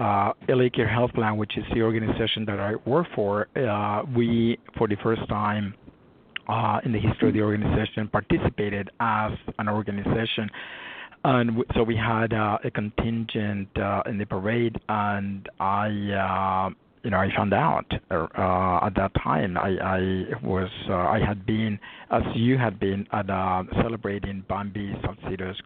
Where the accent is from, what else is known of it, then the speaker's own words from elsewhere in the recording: Guatemala; now in Los Angeles, United States; I was born and raised in Guatemala